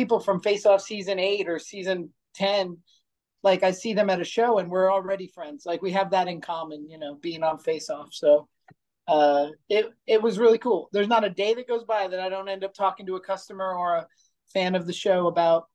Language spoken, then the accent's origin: English; East Stroudsburg, Pennsylvania, United States; also born or lived in California; now in Boulder City, United States; I moved to Pennsylvania from California. And as I drove into this weird town we moved to, East Stroudsburg